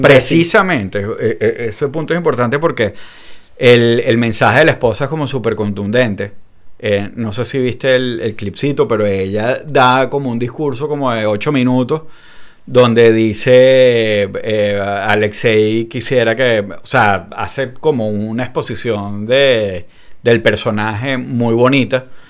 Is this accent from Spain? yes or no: no; Venezuela; a nosotros en Venezuela